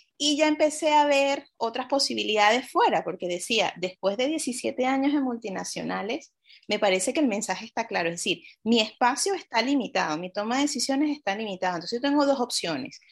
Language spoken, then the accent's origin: Spanish; Venezuela; soy venezolana